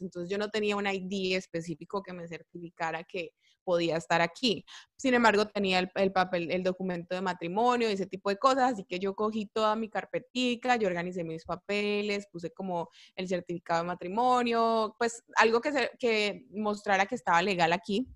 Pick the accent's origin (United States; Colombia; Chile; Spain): Colombia; moved away; yo soy la única colombiana